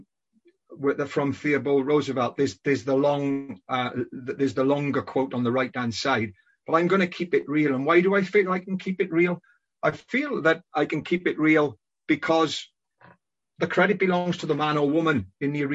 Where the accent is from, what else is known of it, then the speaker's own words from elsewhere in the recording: Welsh Valleys, Wales, United Kingdom; moved away as an adult; also born or lived in Hong Kong; Growing up in the Welsh Valleys